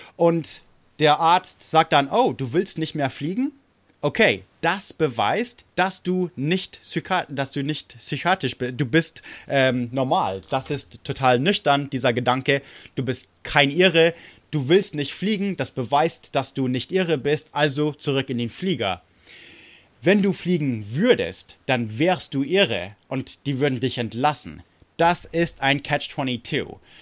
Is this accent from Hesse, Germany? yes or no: no; Munich, Bavaria, Germany; also born or lived in United States; also München und so, also wo, wo ich aufgewachsen bin